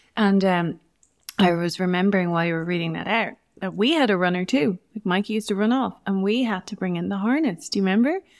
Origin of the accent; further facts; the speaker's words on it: Navan, Leinster, Ireland; also born or lived in England; I grew up in Navan